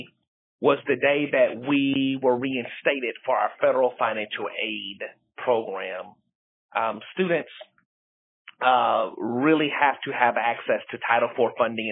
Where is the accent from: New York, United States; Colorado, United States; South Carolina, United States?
South Carolina, United States; Columbia; now in Atlanta, United States; I am originally from Columbia, South Carolina